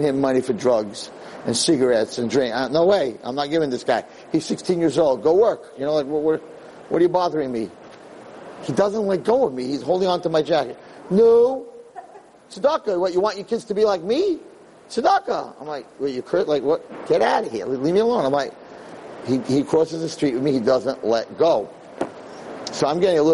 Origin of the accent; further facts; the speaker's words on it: United States; I'm an American